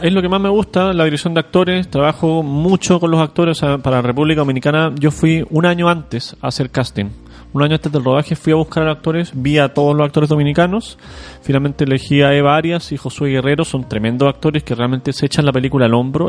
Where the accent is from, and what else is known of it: Chile